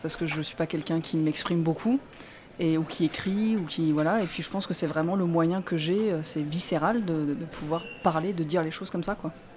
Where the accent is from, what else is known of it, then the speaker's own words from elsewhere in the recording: Marseille, Provence-Alpes-Côte d'Azur, France; moi, je suis née à Marseille